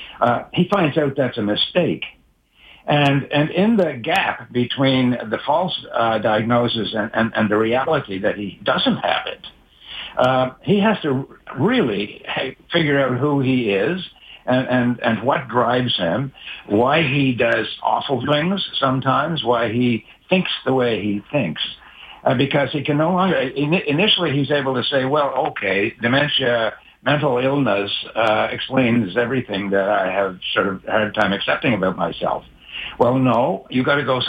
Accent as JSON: {"language": "English", "area": "Cape Breton", "region": "Nova Scotia", "country": "Canada", "tie": "born or raised there", "said": "I grew up in Cape Breton"}